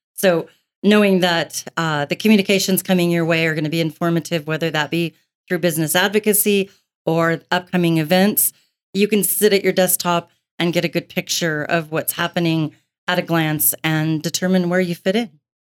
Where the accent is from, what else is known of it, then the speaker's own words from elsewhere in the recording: Billings, Montana, United States; I've been in Billings my entire life, um, soon to be sixty years worth